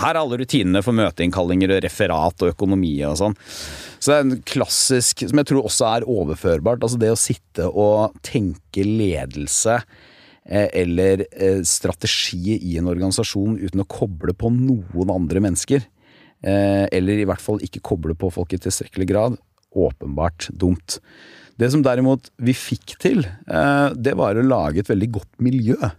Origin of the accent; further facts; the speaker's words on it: Telemark, Norway; moved away as an adult; also born or lived in Porsgrunn; now in Oslo, Norway; hjemme i Telemark